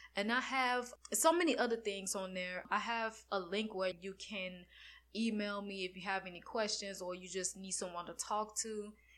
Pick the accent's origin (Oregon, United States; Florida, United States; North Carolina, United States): Florida, United States; I'm from Florida